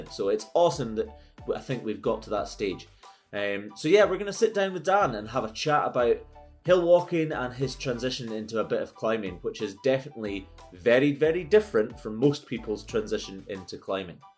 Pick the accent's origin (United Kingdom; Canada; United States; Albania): United Kingdom; Dingwall, Scotland; I grew up in Dingwall, so right next to Ben Wyvis.